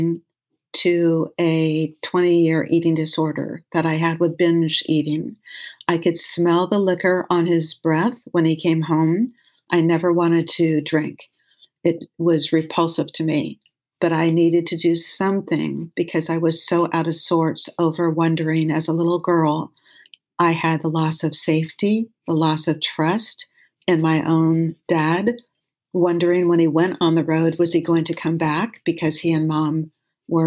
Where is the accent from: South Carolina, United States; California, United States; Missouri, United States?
California, United States; Los Angeles; When I was a little girl growing up in West